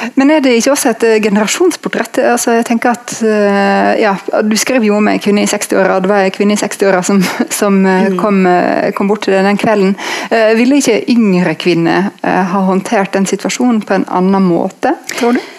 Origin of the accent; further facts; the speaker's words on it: Norway; vi er født uh, i Norge